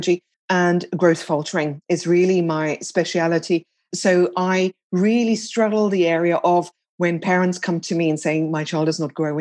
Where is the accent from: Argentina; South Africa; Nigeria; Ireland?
South Africa; moved away as an adult; also born or lived in United Kingdom; now in France; I'm originally from South Africa. I moved over to the UK in 1996.